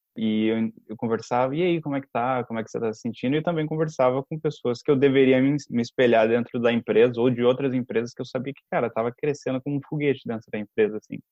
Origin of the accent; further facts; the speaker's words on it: Brazil; also born or lived in São Paulo; a gente é do Brasil